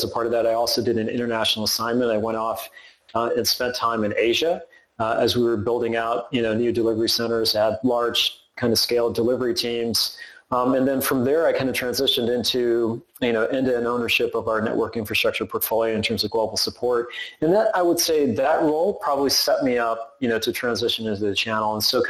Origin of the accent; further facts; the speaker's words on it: the South, United States; when you're growing up in the South and you're kind of a geek, you know, and you're kind of into technology, it's a dream to come out to Silicon Valley.